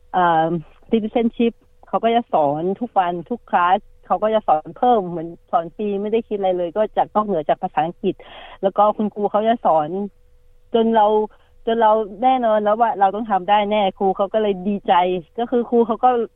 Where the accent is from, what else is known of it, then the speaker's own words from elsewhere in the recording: Thailand; moved away as an adult; now in Australia; เราก็ยังไม่ลืมเมืองไทยนะคะ ก็ยังรักบ้านเกิด